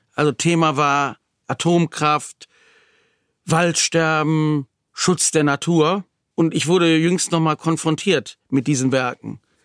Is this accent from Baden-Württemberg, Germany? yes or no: no; Wuppertal, North Rhine-Westphalia, Germany; Ich komme aus Wuppertal, bin da auch geboren, lebe